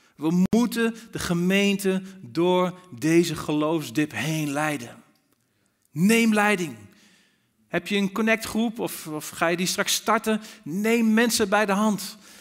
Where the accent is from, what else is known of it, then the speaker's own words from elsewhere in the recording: Netherlands; als Nederlanders